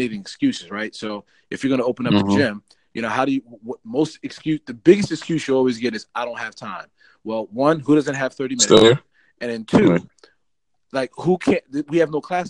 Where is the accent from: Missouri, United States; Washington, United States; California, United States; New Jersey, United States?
New Jersey, United States; Bergen County; I'm originally from Bergen County, which is in North Jersey.